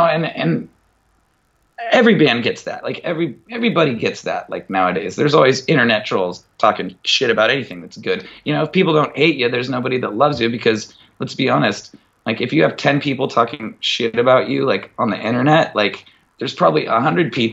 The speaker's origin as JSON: {"language": "English", "town": "Mukilteo", "region": "Washington", "country": "United States", "said": "from Muckle TL that like plays guitar"}